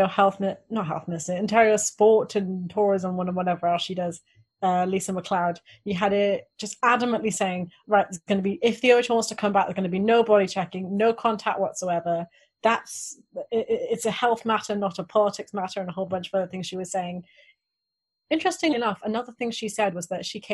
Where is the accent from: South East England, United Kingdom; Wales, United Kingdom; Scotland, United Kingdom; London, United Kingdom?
Wales, United Kingdom; I grew up in Wales